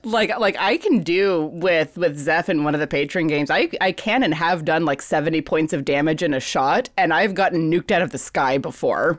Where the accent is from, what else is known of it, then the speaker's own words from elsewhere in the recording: Fairbanks, Alaska, United States; now in San Francisco Bay Area, United States; I was born and raised in Fairbanks, Alaska